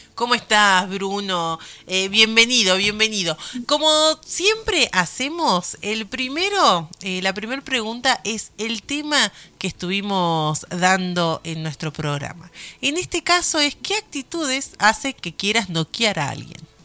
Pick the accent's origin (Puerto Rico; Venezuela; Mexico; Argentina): Argentina; en mi país